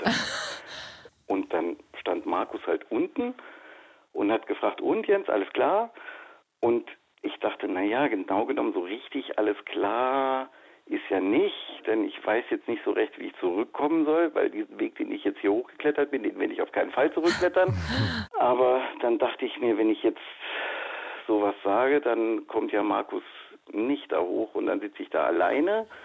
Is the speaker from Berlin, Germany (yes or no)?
no; Saarland, Germany; Ich äh, habe schon erwähnt, wir kommen aus dem Saarland